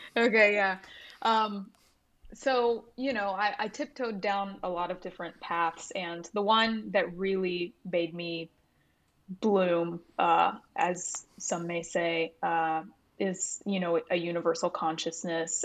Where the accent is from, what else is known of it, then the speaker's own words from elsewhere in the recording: Buford, Georgia, United States; now in Nashville, United States; I grew up in Georgia, um, in suburban Atlanta area, like, outside, um, of Atlanta